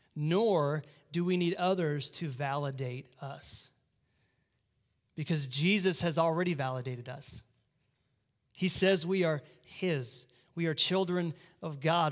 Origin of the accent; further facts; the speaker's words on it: Iowa, United States; moved away; I'm from Iowa